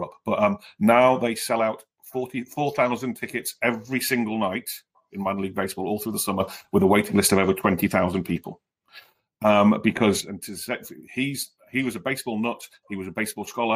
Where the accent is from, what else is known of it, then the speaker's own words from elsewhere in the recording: United Kingdom; moved away as an adult; now in United States; as a Brit, where I lived before I moved over here